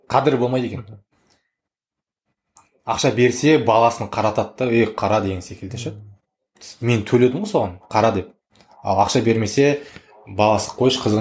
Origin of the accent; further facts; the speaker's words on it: Kazakhstan; осы жерден шыққаннан кейін қазақпыз